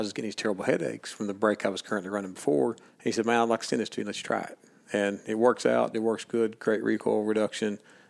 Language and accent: English; Kentucky, United States; I'm from Kentucky.